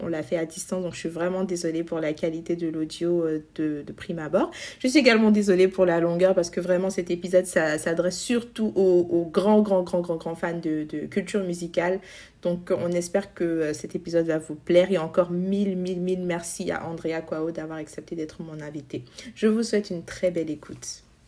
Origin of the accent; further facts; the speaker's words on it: Côte d’Ivoire; notre culture en tant qu'ivoirien